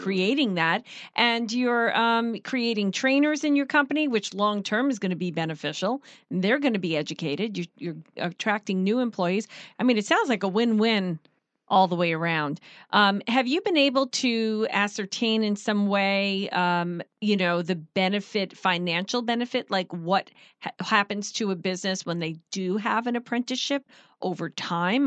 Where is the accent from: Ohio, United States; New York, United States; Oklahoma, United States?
New York, United States; Long Island; moved away; I'm from Long Island